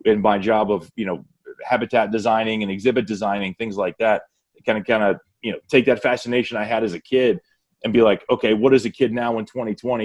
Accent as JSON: {"language": "English", "region": "Northeast Ohio", "country": "United States", "tie": "born or raised there", "said": "I grew up in Northeast Ohio, and Nothing but cows and cornfields"}